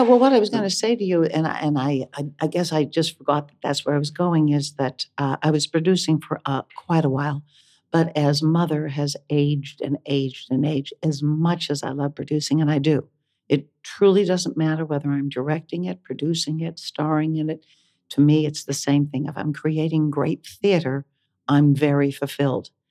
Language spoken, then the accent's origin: English; Johnstown, Pennsylvania, United States; moved away as an adult; also born or lived in Columbia, Missouri; I grew up in Johnstown, Pennsylvania